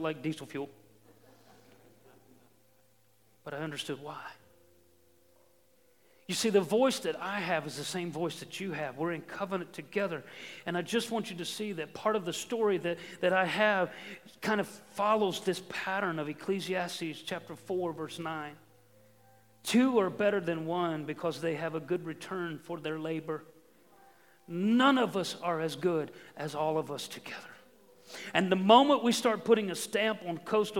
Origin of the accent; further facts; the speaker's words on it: United States; moved away as an adult; also born or lived in Ohio; this is my hometown. I grew up here, but that was home for 17 years